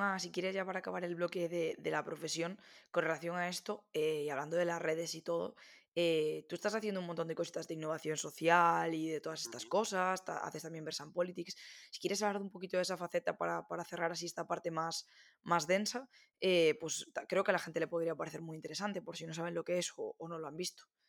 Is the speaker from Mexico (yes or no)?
no; Galicia, Spain; also born or lived in A Coruña; yo soy de Galicia, vivo en Coruña